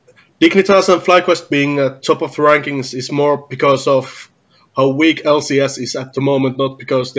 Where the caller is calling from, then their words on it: Finland; I'm calling from Finland.